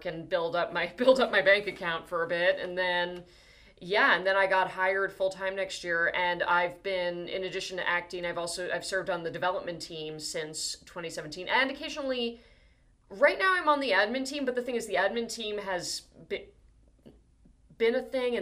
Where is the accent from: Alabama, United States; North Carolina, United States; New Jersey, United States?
New Jersey, United States; moved away as an adult; also born or lived in Hoboken; I am originally from New Jersey, yeah, but I'm from New Jersey